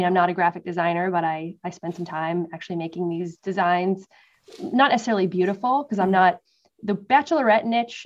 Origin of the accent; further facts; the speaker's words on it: Massachusetts, United States; moved away as an adult; also born or lived in West Coast, United States; now in East Coast, United States; growing up in Massachusetts